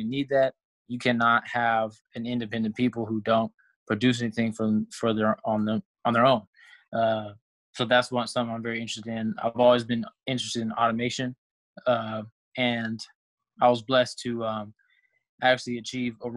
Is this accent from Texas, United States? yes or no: yes; Texas, United States; also born or lived in California / Tuskegee, Alabama; I was raised in Texas, but I was originally from California